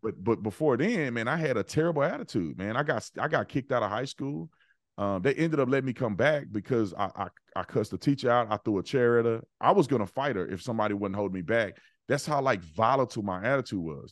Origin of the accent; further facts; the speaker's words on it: Fort Worth, Texas, United States; moved away; I'm from Fort Worth, Texas, uh, born and raised in Fort Worth